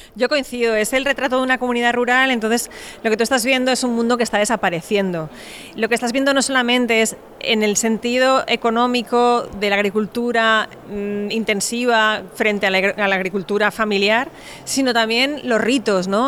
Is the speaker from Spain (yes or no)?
yes; Valencian Community, Spain; yo soy valenciana